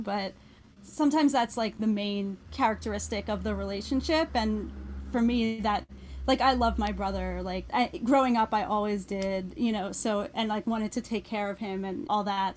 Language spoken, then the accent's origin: English; Philadelphia, Pennsylvania, United States; I grew up outside of Philadelphia in the Philadelphia